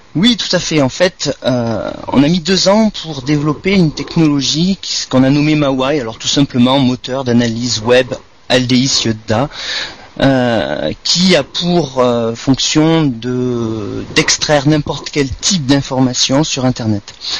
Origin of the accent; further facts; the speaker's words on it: Montpellier, Occitania, France; also born or lived in Marseille; je suis montpelliérain